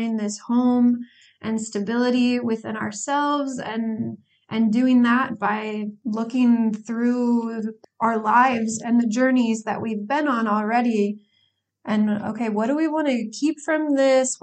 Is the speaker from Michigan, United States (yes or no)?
no; Northern Indiana, United States; moved away as an adult; also born or lived in Kansas City, Missouri; now in Grenoble, France; I am from Northern Indiana in the United States. I was born there, grew up there